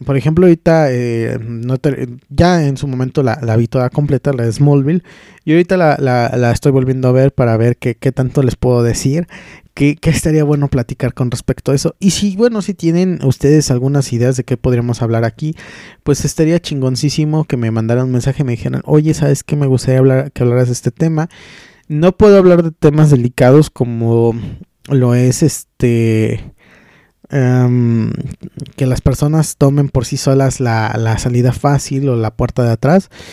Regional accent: Taxco, Guerrero, Mexico; estuvimos con los músicos de mi pueblo, estuvimos en Tasco de Mis Amores

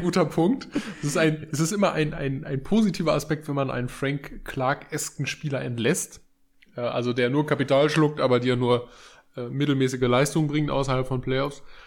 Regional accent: Germany; als Deutsche

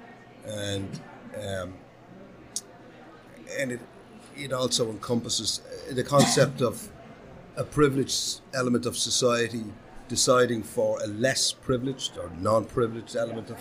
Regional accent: Dublin, Leinster, Ireland; from Dublin, Ireland

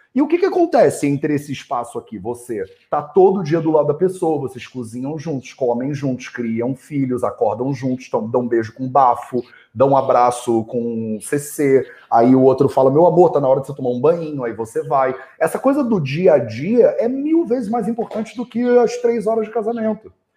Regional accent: Rio de Janeiro, Brazil; moved away; eu cresci no Rio de Janeiro

